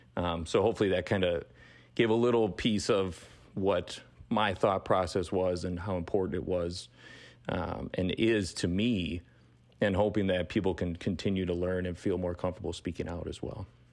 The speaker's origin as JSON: {"language": "English", "town": "Fond du Lac", "region": "Wisconsin", "country": "United States", "tie": "born or raised there", "also_born_or_lived": "Milwaukee, Wisconsin", "moved": "as an adult", "said": "born and raised in Fond du Lac, Wisconsin, and then moved to Milwaukee for, for college"}